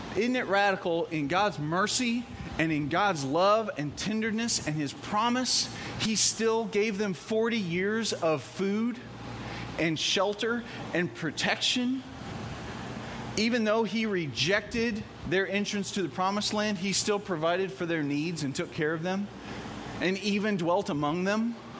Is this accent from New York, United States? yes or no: no; Evansville, Indiana, United States; I'm from Evansville